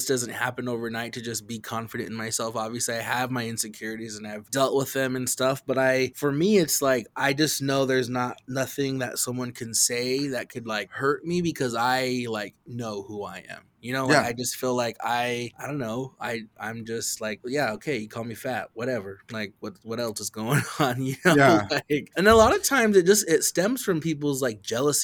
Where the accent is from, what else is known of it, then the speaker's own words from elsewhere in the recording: Nez Perce, Idaho, United States; I'm Nimiipuu, I'm Nez Perce